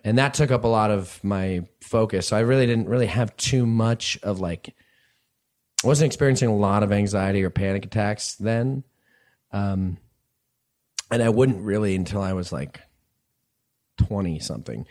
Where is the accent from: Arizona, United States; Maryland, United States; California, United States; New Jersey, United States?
New Jersey, United States; born or raised there; also born or lived in New York City